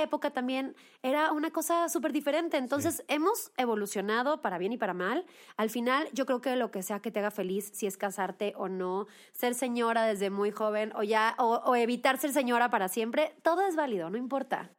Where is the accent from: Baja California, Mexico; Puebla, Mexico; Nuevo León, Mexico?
Nuevo León, Mexico; Monterrey; moved away as an adult; now in Mexico City, Mexico; yo soy de Monterrey, me vine a vivir a la Ciudad de México mm, de a los 19 años